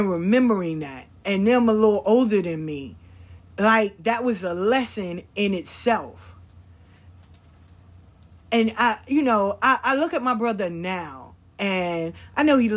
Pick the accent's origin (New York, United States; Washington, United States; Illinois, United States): New York, United States; we grew up in New York.